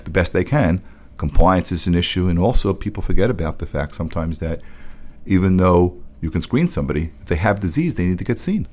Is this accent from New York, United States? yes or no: yes; New York City, New York, United States; I grew up in the Bronx